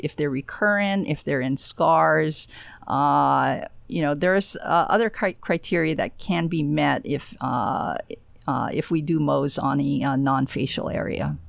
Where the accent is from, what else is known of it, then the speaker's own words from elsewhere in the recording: Honolulu, Hawaii, United States; also born or lived in Florida; now in Space Coast, Florida, United States; I was born and raised in Honolulu, and, uh, I guess I spent most of my time actually in Florida